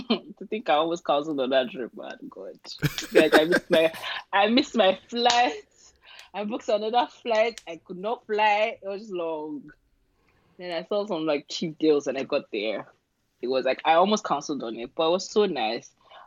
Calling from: United Kingdom; I'm calling from UK.

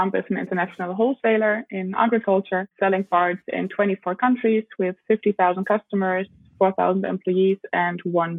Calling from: Cape Town, Western Cape, South Africa; I am calling in from Cape Town in South Africa.

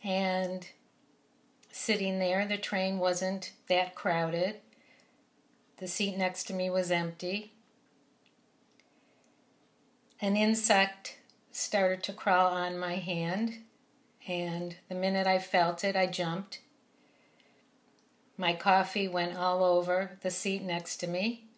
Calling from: New York City, New York, United States; I'm reporting from New York City.

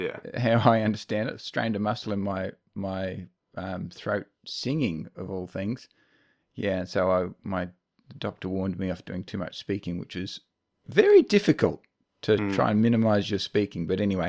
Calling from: Bendigo, Victoria, Australia; I'm speaking to you now from the land of the Jajarung people in Bendigo, Central Victoria.

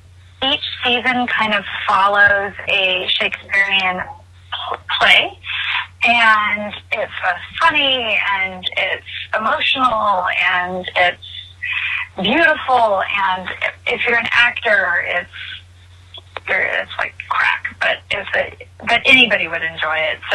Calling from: Los Angeles, California, United States; I'm calling from Los Angeles.

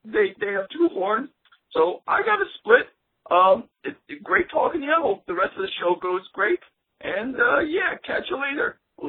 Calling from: New York City, New York, United States; I am calling from the Bronx, New York.

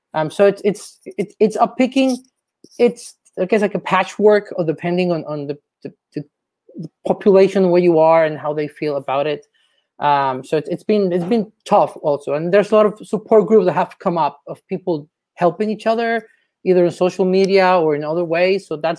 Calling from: Arlington, Virginia, United States; So I'm calling from Arlington, Virginia.

